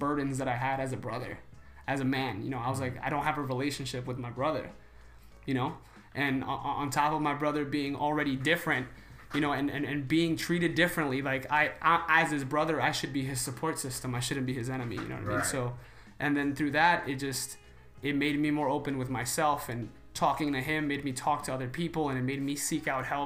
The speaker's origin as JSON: {"language": "English", "region": "New York", "country": "United States", "said": "I'm from New York."}